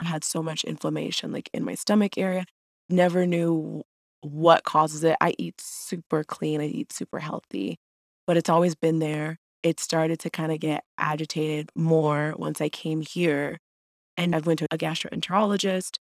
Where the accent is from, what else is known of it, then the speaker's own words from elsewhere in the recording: Jacksonville, Florida, United States; moved away; also born or lived in Urbana-Champaign, Illinois; I'm from Jacksonville, Florida